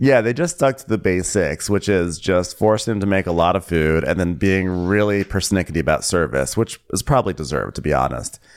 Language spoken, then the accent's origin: English; New York, United States; New York, my home state